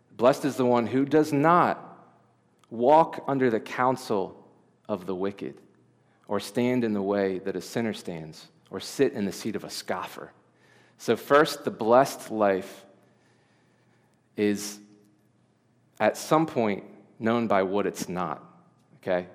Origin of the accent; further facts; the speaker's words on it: Delaware, United States; I was born in Delaware. I've lived in Delaware my whole life.